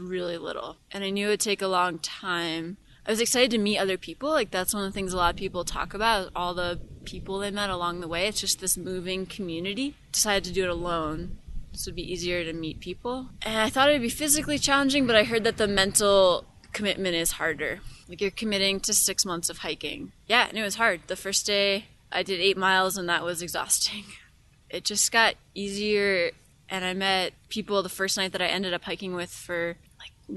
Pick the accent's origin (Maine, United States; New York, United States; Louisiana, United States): Maine, United States; moved away as an adult; also born or lived in Wisconsin; now in Wyoming, United States; I grew up in Maine on an island